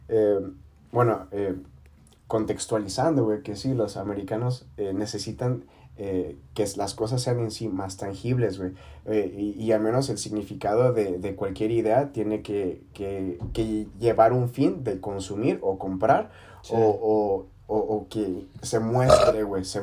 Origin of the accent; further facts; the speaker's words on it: Mexico; Ah, es que soy mexicano.